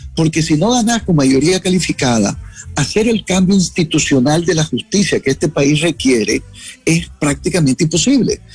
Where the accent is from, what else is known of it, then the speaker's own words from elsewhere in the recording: Jinotepe, Carazo, Nicaragua; now in Washington, United States; yo crecí en Ginotepe